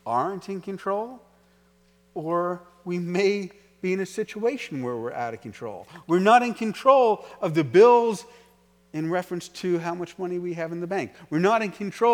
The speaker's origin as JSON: {"language": "English", "town": "New York City", "region": "New York", "country": "United States", "said": "I was from New York City"}